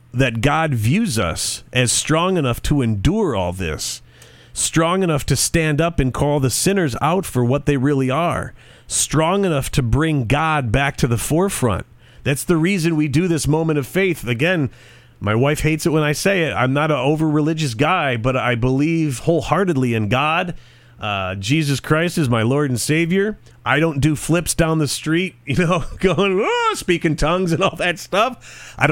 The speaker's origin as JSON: {"language": "English", "country": "United States", "tie": "born or raised there", "said": "All of us, of us born and raised in the United States"}